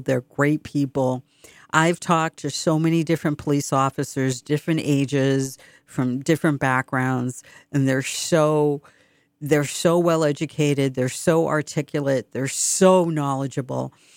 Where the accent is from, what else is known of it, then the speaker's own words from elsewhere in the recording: Boston, Massachusetts, United States; accent: Boston; this is my Boston accent. It's so funny because sometimes I speak, you don't hear a hint of a tra-, or trace of an accent.